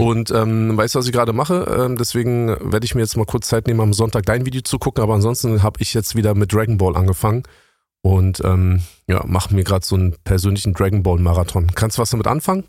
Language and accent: German; Berlin, Germany; also born or lived in Bonn; Ich bin in Bonn geboren, bin aber mhm. im Säuglingsalter nach West-Berlin gekommen